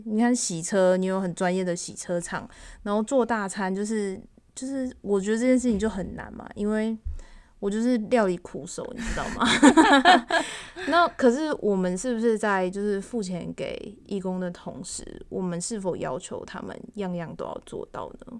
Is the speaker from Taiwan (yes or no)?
yes; Taiwan; 我们算是外省人嘛